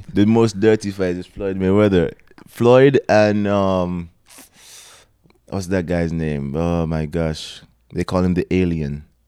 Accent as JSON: {"language": "English", "country": "Antigua & Barbuda", "moved": "as an adult", "lives_now": "Toronto, Canada", "said": "I'm from Antigua, small country"}